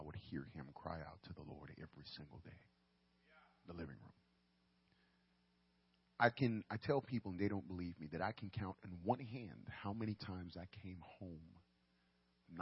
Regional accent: New York City, New York, United States; I grew up in the boogie down Bronx, New York City

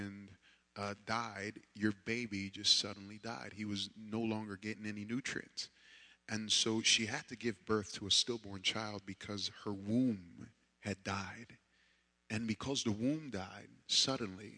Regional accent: New York, United States; growing up in New York

